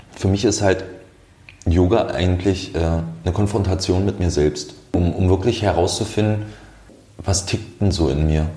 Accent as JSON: {"language": "German", "region": "Brandenburg", "country": "Germany", "tie": "born or raised there", "also_born_or_lived": "Austria", "moved": "yes", "lives_now": "Potsdam, Germany", "said": "ich komme aus einem kleinen Städtchen aus dem Land Brandenburg"}